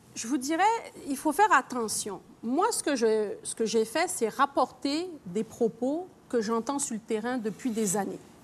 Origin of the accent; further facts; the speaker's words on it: Quebec, Canada; Je suis québécoise, fière de l'être